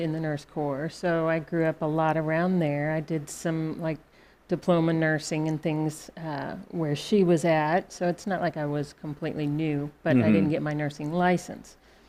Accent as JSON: {"language": "English", "region": "Alaska", "country": "United States", "moved": "yes", "said": "I'm from Alaska"}